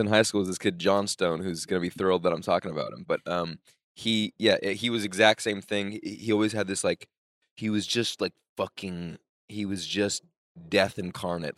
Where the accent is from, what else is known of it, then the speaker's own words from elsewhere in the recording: New York, United States; I'm from New York